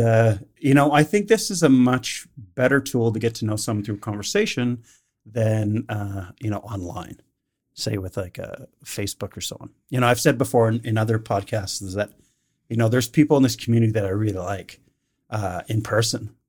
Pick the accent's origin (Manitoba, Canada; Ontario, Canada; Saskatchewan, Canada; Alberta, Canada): Alberta, Canada; Calgary; I grew up in Northeast Calgary